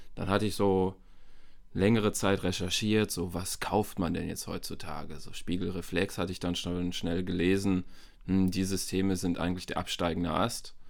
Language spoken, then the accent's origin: German; Bielefeld, North Rhine-Westphalia, Germany; Ich komme auch hier aus Bielefeld, so wie